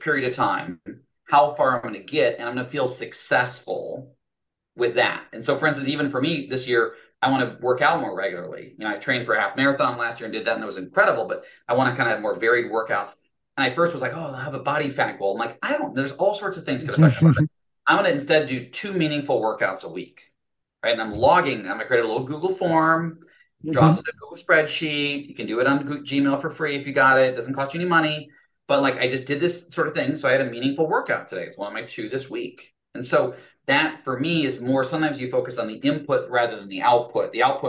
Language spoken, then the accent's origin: English; Fort Collins, Colorado, United States; There we go. My hometown.